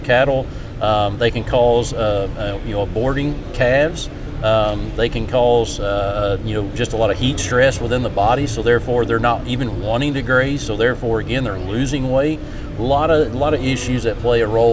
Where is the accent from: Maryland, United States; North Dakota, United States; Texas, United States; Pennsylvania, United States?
Texas, United States; moved away as an adult; also born or lived in Mississippi; now in West Virginia, United States; I was born and raised in Texas, so I'm a Texas native on a cattle operation